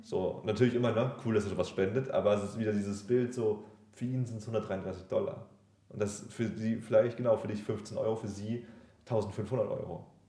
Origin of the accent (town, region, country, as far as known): Germany